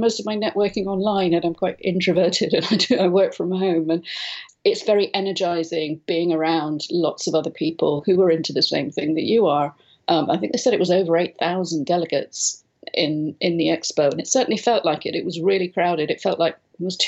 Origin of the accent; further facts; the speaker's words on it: London, United Kingdom; moved away as an adult; now in Spain; I'm from London originally, but moved out here a lot of years ago now with a young family